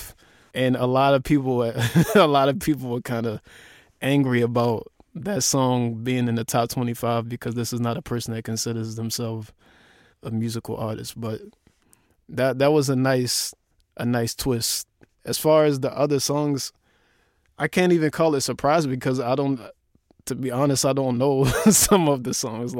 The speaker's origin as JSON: {"language": "English", "town": "Baltimore", "region": "Maryland", "country": "United States", "tie": "born or raised there", "said": "my hometown"}